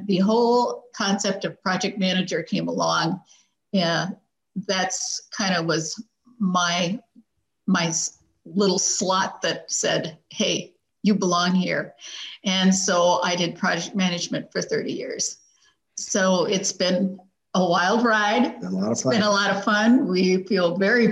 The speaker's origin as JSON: {"language": "English", "region": "Minnesota", "country": "United States", "tie": "born or raised there", "said": "I grew up in Minnesota. I'm a Swede."}